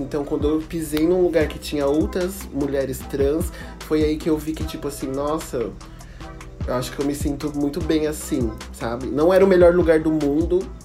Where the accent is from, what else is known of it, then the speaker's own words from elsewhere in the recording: Campinas, São Paulo, Brazil; eu sou de Campinas